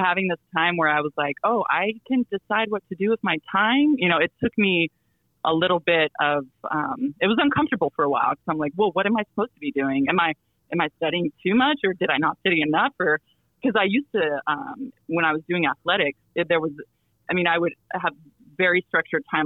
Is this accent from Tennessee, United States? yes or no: no; Silver City, New Mexico, United States; moved away; my hometown uh, in New Mexico, Silver City, New Mexico